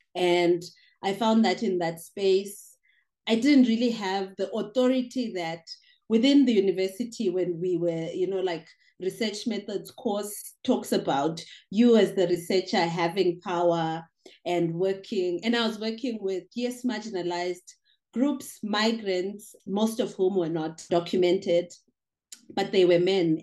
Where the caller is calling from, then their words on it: Johannesburg, Gauteng, South Africa; English is a second language; I am calling from Johannesburg, South Africa, and I'm a migration scholar and poet, yeah, based in South Africa.